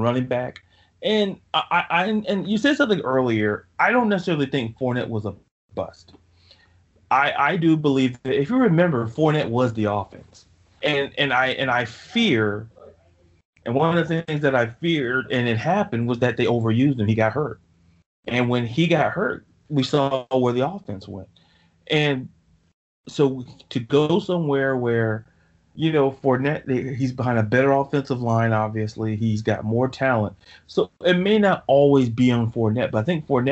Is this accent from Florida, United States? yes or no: yes; Florida, United States; I'm from Florida